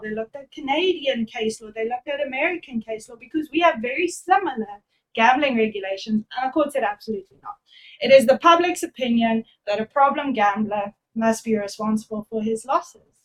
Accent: Durban, KwaZulu-Natal, South Africa; I'm actually from Durban.

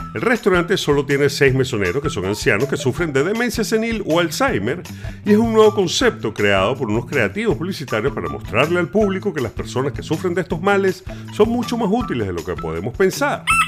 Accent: Venezuela; sabemos los venezolanos

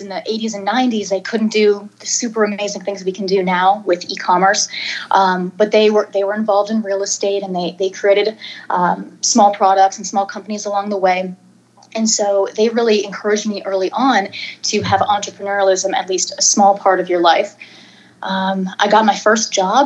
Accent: near the Toronto area, Ontario, Canada; now in Dallas, United States; right now I'm living in Dallas. Prior to that, I'm actually from Canada originally, near the Toronto area. And so I was a former Canadian TV actor through my tweens and teens

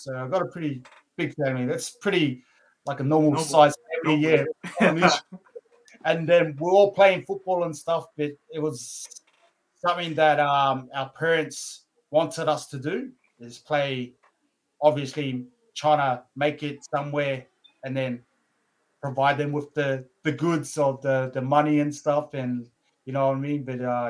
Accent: Lower Hutt, Wellington, New Zealand; now in Brisbane, Australia; But I'm full Polynesian as well. So I'm full Samoan. I was born in Wellington, Lower Hutt, if you guys know where that is. And then I moved over to Australia, Brisbane, a very long time ago.

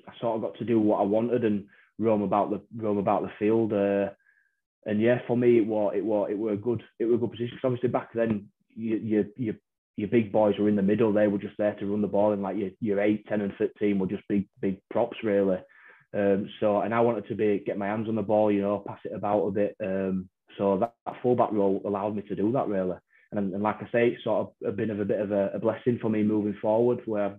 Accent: Wakefield, Yorkshire and the Humber, United Kingdom; me being a Wakey lad

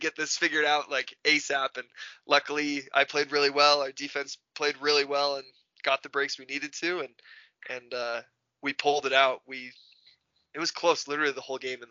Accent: Utah, United States; We're from Utah

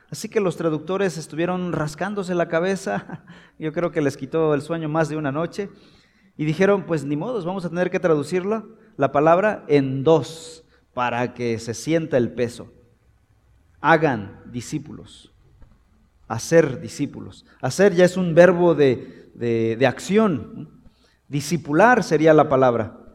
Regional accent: Mexico; en México tenemos una cultura y tenemos elementos que son parte de nuestra comunidad

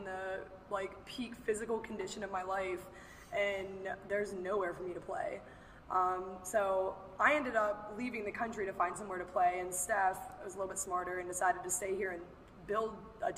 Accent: Pennsylvania, United States; now in Pittsburgh, United States; I'm from Katanning, Pennsylvania. I live in Pittsburgh now

